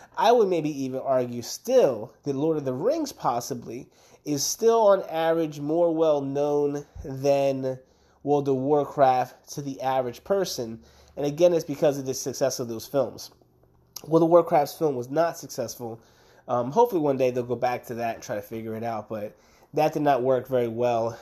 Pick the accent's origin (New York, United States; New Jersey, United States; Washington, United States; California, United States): New Jersey, United States; Camden; moved away; I grew up in Camden, New Jersey